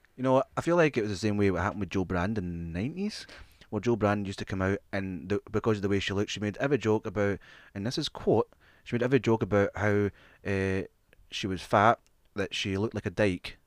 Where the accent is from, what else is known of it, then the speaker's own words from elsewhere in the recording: Scotland, United Kingdom; also born or lived in England; We, we, we grew up in Scottish, uh, primary schools and Scottish schools.